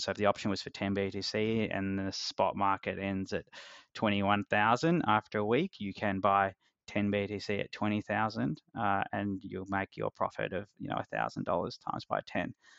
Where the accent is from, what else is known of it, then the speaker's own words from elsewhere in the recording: Australia; accent: Australian; I don't know if my accent is a lot Australian or a little Australian